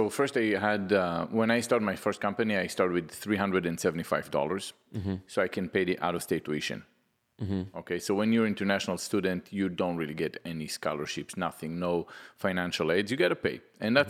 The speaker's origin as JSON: {"language": "English", "country": "Israel", "tie": "born or raised there", "moved": "as an adult", "lives_now": "United States", "said": "I'm from Israel."}